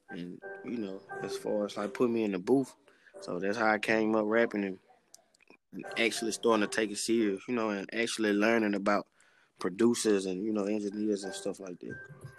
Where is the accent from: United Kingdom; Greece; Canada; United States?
United States; Shreveport, Louisiana; With Shreveport, man, the city really just turned. Like Shreveport, as far as I can remember, just always been turned, you know.